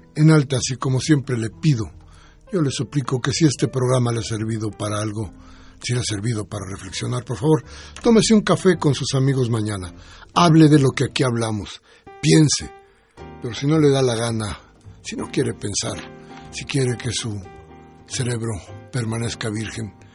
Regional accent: Mexico; todos nosotros somos mexicanos

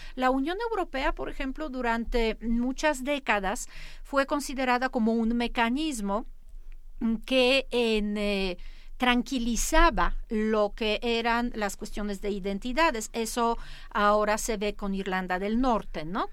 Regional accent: Poland; moved away; yo soy polaca

